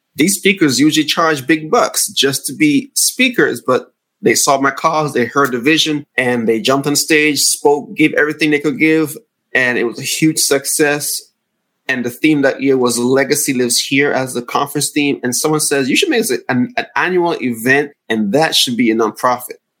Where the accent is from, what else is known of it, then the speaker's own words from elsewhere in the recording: Antigua & Barbuda; moved away as an adult; now in United States; I'm from the Caribbean oh. island of Antigua. So oh. growing up in the Caribbean